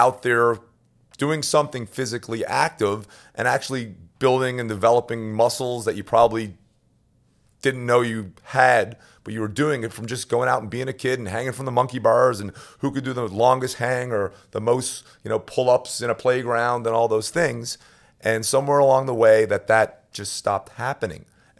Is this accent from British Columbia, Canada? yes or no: no; Newfoundland and Labrador, Canada; I mean, growing up in Newfoundland, I mean, obviously I grew up as a hockey player.